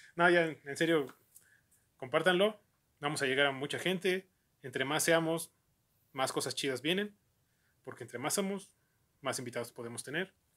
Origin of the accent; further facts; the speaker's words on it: Mexico; al llegar aquí a México